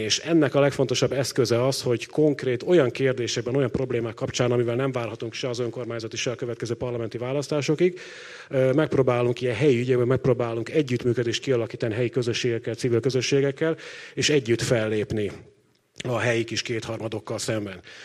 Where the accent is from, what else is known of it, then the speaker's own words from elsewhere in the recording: Pécs, Baranya, Hungary; én magam ugye Pécsi vagyok